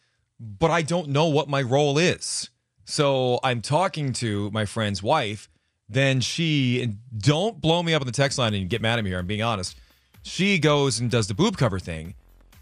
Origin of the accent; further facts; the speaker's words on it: Connecticut, United States; moved away; as a child growing up in Connecticut